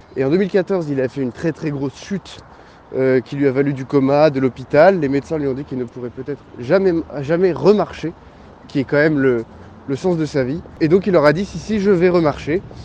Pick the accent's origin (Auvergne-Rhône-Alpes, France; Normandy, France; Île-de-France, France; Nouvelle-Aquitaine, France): Normandy, France; Cap de la Hague, Cotentin; la pointe de la Hague, dans le Cotentin, euh, qui est par ailleurs là où j'ai grandi